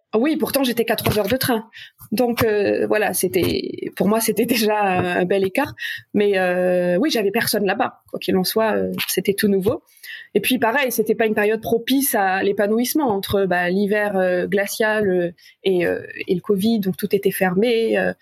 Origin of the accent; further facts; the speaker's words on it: south of France, France; moved away as an adult; also born or lived in Paris; je suis originaire du sud de la France